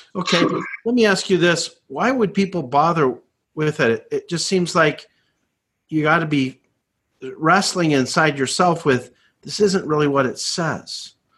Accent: Canada; I grew up in Canada

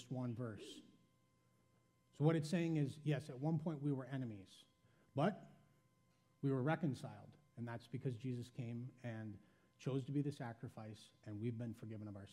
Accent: Janesville, Wisconsin, United States; I was born in Janesville, Wisconsin

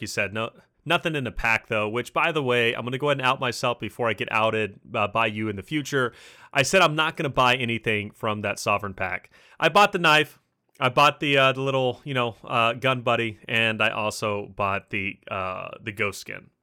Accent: Kentucky, United States; accent: Kentucky; I'm from Kentucky

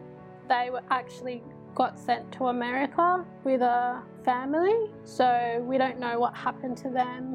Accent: Grafton, New South Wales, Australia; I'm from Grafton. I'm a lawyer in the Civil Law Service for Aboriginal Communities. So within my family, on both sides, there's a history of experiences with the Stolen Generation.

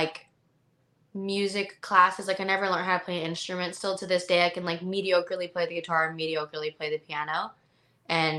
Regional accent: Canada; I'm from Canada, so my whole life, I never know anything about like the States.

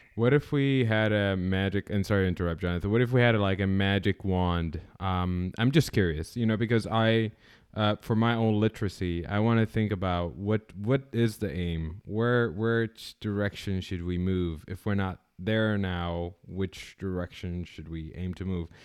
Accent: Canada; now in United States; I'm originally from Canada

